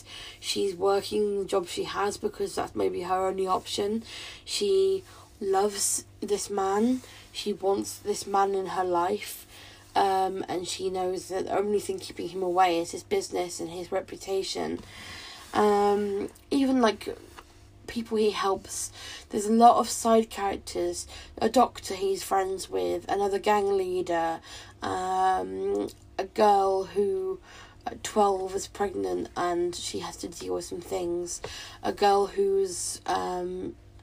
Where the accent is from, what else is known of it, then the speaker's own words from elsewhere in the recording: United Kingdom; I'm not Jamaican, I'm a white British woman